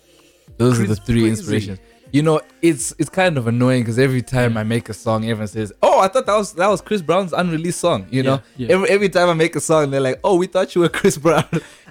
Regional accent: South Africa; also born or lived in Zimbabwe; You're born in Zimbabwe, lived in South Africa, you know.

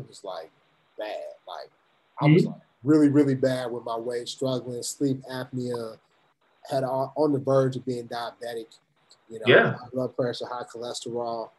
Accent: Topeka, Kansas, United States; I grew up in Topeka, Kansas.

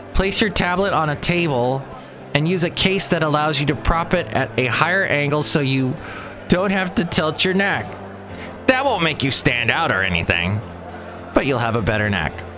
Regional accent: California, United States; accent: California; also born or lived in Alabama; my accent, my California accent

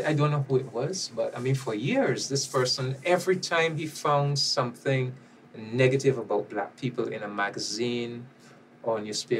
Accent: Barbados; I am from Barbados

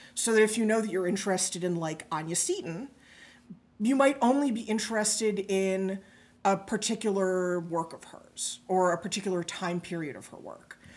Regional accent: New York City, New York, United States; moved away as an adult; also born or lived in Greenwich, Connecticut; I grew up in New York City, pretty nearby, but I wound up in Greenwich

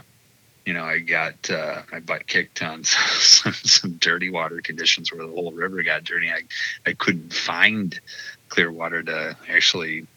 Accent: Detroit, Michigan, United States; moved away as an adult; also born or lived in Quad Cities, Illinois/Iowa; I grew up in the Detroit metro area, specifically like Livonia and Westland and Canton

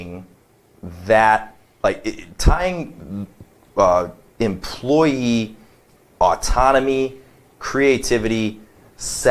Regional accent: Detroit, Michigan, United States; moved away; I'm from Detroit

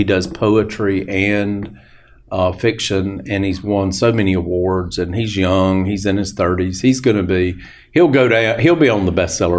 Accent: Tennessee, United States; They thought that was hilarious that I had come up there all the way from, from Tennessee to do this.

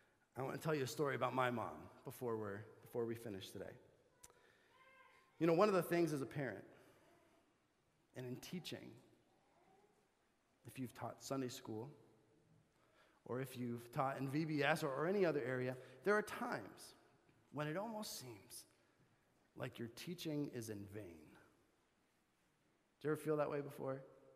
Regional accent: Bolivia; I grew up in Bolivia, South America, if you didn't know that, and I went to a missionary kids school, which was about 35 minutes from our house.

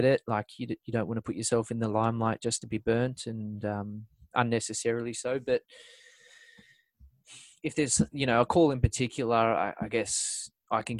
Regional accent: Parramatta, New South Wales, Australia; born or raised there

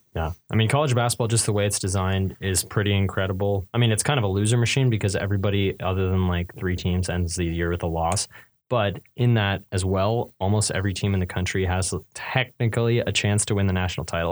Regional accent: Northern California, United States; I'm from Northern California

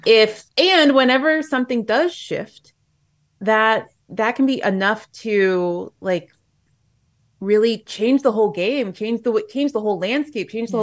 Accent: Japan; moved away; I'm going back home to my hometown in Japan

